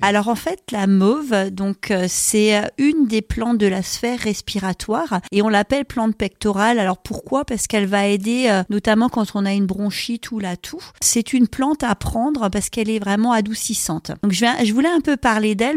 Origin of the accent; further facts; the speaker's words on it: Alsace, Grand Est, France; chez nous, en Alsace